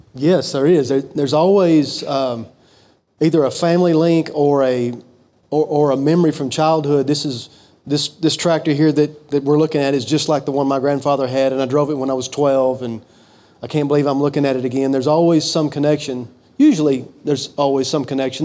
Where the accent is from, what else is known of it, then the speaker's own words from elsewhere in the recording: Fulton, Kentucky, United States; I was born and raised in Fulton, Kentucky